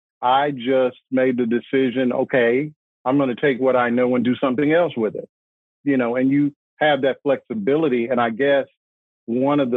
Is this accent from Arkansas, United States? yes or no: yes; Arkansas, United States; also born or lived in New York / New Jersey; now in North Carolina, United States; I'm from Arkansas.